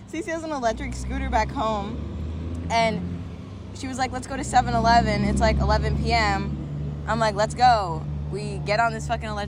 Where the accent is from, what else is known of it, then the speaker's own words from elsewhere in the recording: Massachusetts, United States; moved away as an adult; now in Los Angeles, United States; we are back in my hometown Massachusetts.